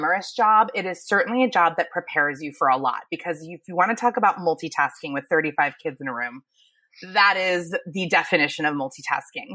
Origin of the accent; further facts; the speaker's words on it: Thousand Oaks, California, United States; also born or lived in Manhattan Beach, California; I am born and raised in California. I started in Manhattan Beach, ended up in like the Thousand Oaks area, Westlake Village